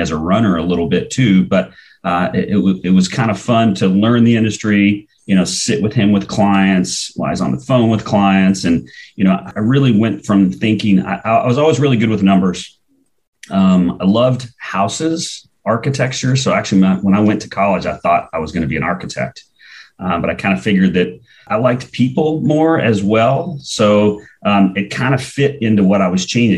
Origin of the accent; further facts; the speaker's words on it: Evergreen, Colorado, United States; also born or lived in Henderson, Kentucky; now in Denver, United States; My parents packed my sister and I up in 1978 and moved to Evergreen, Colorado. So went to Wilmot, Evergreen Middle School, graduated from Evergreen High School in 87